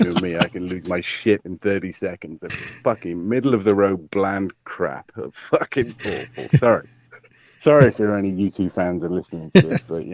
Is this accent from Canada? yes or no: no; Welsh, Wales, United Kingdom; I'm Welsh, not Irish.